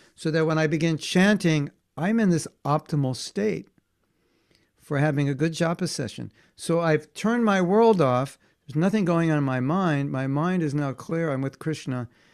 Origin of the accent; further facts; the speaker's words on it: near Hollywood, California, United States; I grew up near Hollywood